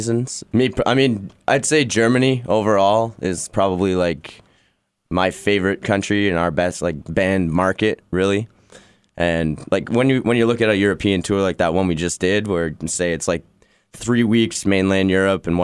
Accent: Ottawa, Ontario, Canada; I've been playing there since I was like 13 years old, with like a million different bands. So it's always nostalgic to, you know, play back at like a home base.

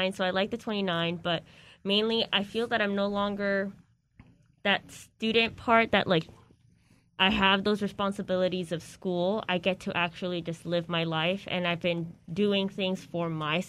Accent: Downey, California, United States; I was raised in Downey, California, so that's 20 miles away

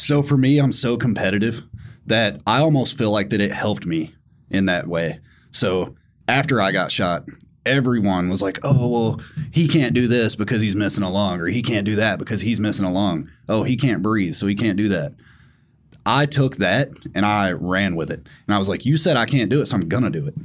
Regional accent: Tennessee, United States; I grew up in Tennessee, so obviously guns were, like, second nature

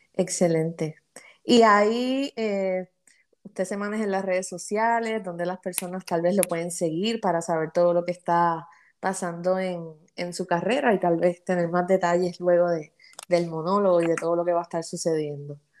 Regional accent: Puerto Rico; nuestro lenguaje boricua cotidiano

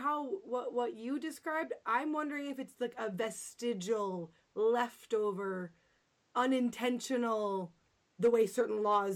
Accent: Canada; I'm from Canada, right?

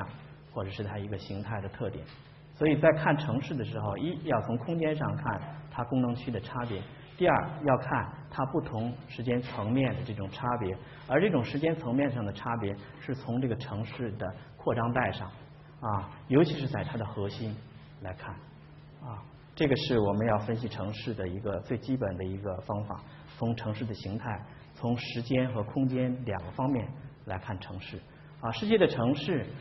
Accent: China; 这是硬翻过来的，我们中国人的词汇里边没有这个词儿啊

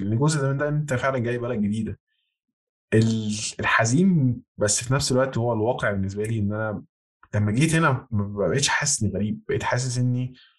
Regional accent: Egypt; moved away as an adult; أنا ما زلت من مصر

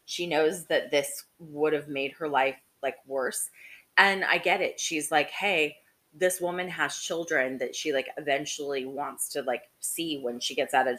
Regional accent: Salt Lake City, Utah, United States; I grew up in Salt Lake City

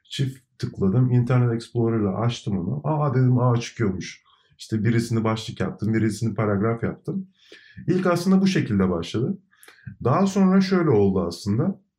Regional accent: İzmir, Turkey; also born or lived in İzmit; e, İzmit doğumluyum ama hep e, İzmir'de e, yaşadım, büyüdüm.

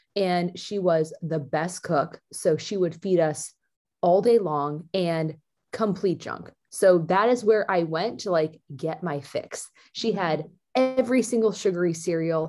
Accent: Danville, California, United States; also born or lived in Eugene, Oregon; that's where I grew up

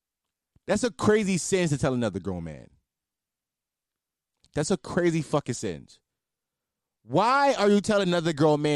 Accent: Philadelphia, Pennsylvania, United States; I mean, I'm from Philly. I should be able to do it.

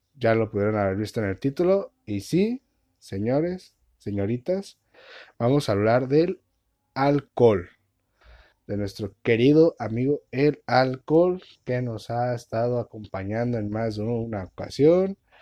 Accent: Mexico; uno como mexicano

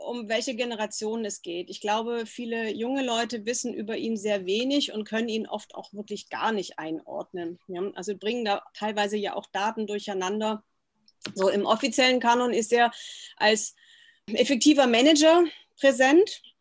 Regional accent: West Germany, Germany; Genau, ich bin ja in Westdeutschland groß geworden und war das erste Mal 1990 in der Sowjetunion.

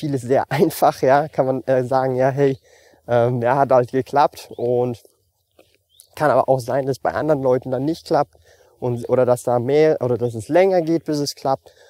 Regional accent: Switzerland; ich lebe so happy mit dem Lebensstil, wie ich lebe, auch wenn ich relativ wenig ausgebe als Schweizer.

